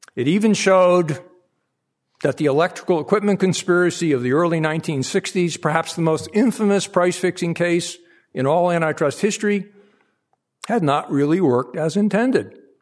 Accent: Hartford, Connecticut, United States; I was born in the North End of Hartford, Connecticut, in late nineteen forty.

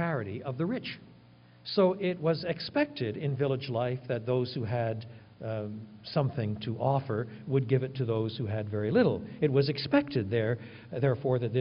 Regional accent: Quebec, Canada; I was brought up in French Canada

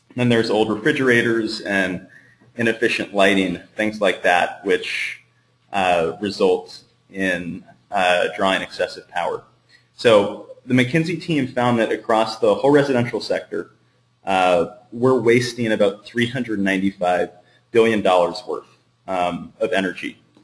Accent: Northern California, United States; I'm from Northern California

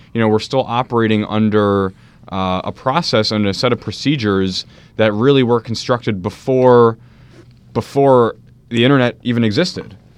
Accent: Maplewood, New Jersey, United States; also born or lived in South Orange, New Jersey; I grew up in Maplewood and South Orange.

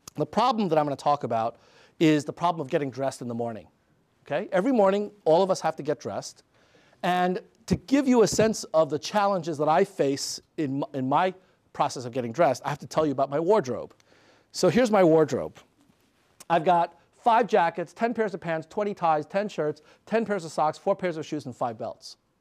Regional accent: New York City, New York, United States; When I was six years old, growing up in Queens, New York

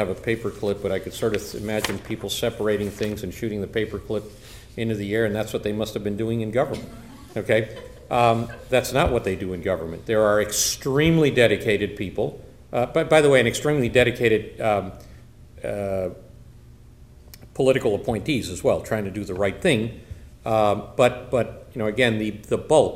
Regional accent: Cuba; now in United States; I'm originally from Cuba

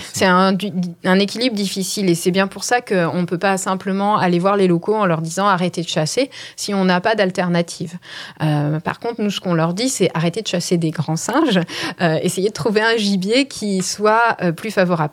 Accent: France; en tant que Français

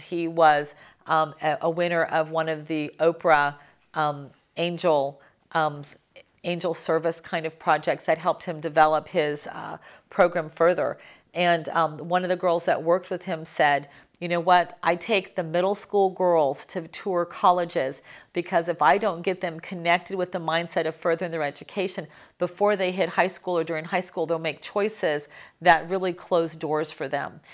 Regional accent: Miami, Florida, United States; I'm from Miami

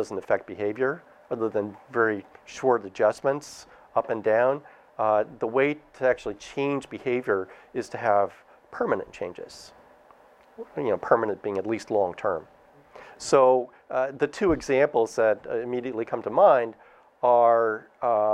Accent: Canada; now in United States; I'm Canadian.

